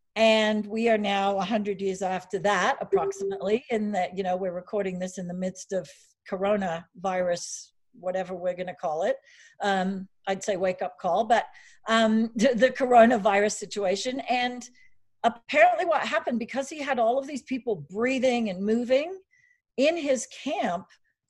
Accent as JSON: {"language": "English", "country": "Australia", "tie": "born or raised there", "also_born_or_lived": "Steamboat Springs", "accent": "Aussie", "moved": "yes", "lives_now": "United States", "said": "I grew up in Australia. So if I have some, I'm not drunk."}